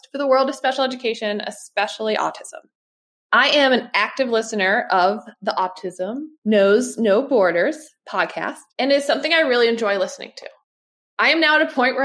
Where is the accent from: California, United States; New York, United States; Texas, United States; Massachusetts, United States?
Massachusetts, United States; I'm from Massachusetts, which is in the United States